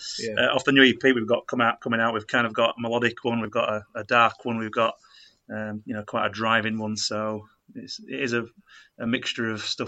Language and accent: English; Bradford, Yorkshire and the Humber, United Kingdom; moved away; We're kind of born and bred in Bradford and moved away as the years have gone on.